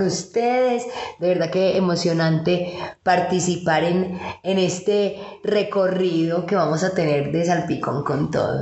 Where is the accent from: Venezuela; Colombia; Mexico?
Colombia; nosotros como colombianos